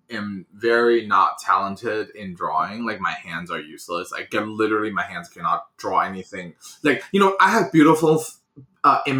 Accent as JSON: {"language": "English", "country": "China", "tie": "born or raised there", "second_language": "English", "moved": "as an adult", "said": "So first of all, I was born and raised in China. I was there for 18 years, um, and I moved to this country 12 years ago."}